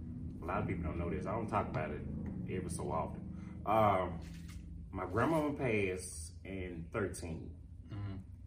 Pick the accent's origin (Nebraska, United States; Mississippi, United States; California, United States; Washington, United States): Mississippi, United States; Florida; Born and raised. I'm from Florida, Mississippi.